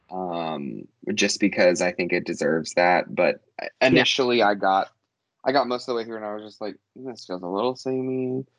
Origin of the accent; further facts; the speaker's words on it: United States; being an American